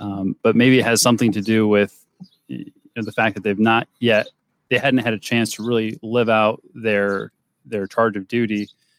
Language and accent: English; Ohio, United States; And we're from Ohio, many of them.